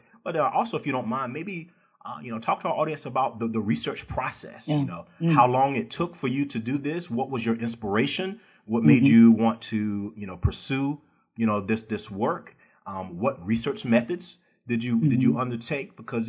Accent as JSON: {"language": "English", "region": "East Coast", "country": "United States", "lives_now": "Texas, United States", "said": "I'm from the East Coast."}